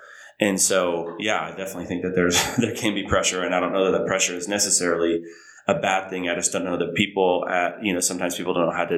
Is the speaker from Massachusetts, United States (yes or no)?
no; Oklahoma, United States; Like I'm from Oklahoma. It's definitely not, I wouldn't consider it the South. More Midwest